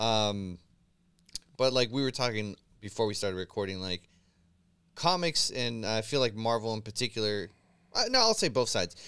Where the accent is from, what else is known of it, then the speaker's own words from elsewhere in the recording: San Francisco, California, United States; born and raised in San Francisco